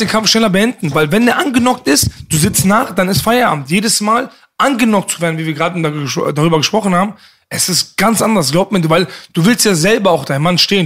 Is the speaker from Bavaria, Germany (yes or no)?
no; Bochum, North Rhine-Westphalia, Germany; also born or lived in Leverkusen; ich bin in Leverkusen geboren mhm. ne, und im Alter von vier sind wir dann nach Bochum gezogen